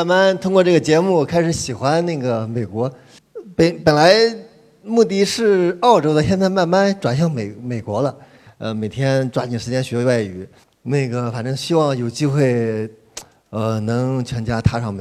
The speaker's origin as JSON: {"language": "Chinese", "town": "Hefei", "region": "Anhui", "country": "China", "said": "我是来自合肥的"}